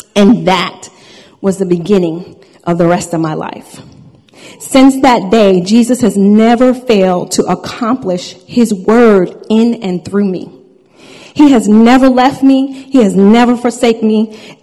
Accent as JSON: {"language": "English", "area": "Long Island", "region": "New York", "country": "United States", "tie": "born or raised there", "said": "I was born and raised on Long Island, New York"}